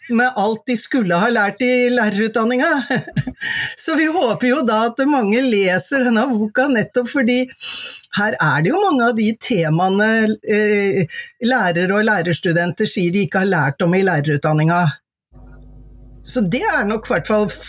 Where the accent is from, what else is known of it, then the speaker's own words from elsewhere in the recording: Mjøndalen, Buskerud, Norway; Jeg er fra Mjøndalen, og det var ikke så mange der som tok høyere utdanning